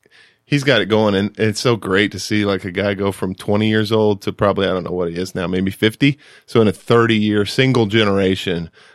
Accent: Evansville, Indiana, United States; I grew up in Evansville, Indiana. That's where I went to high school and a couple years of college before I transferred.

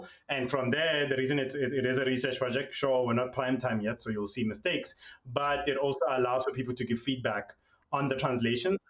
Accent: South Africa; I'm South African, I come from a place where for a long period of time, our languages were literally seen as being second rate

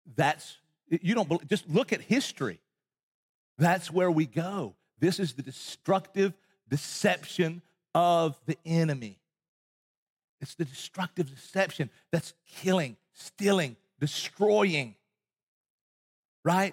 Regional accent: Appalachian Mountains in East Tennessee, United States; moved away as an adult; also born or lived in Texas; I grew up in Appalachian Mountains in East Tennessee

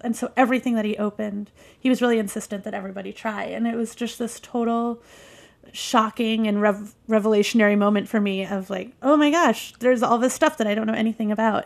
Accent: Michigan, United States; I grew up in Michigan

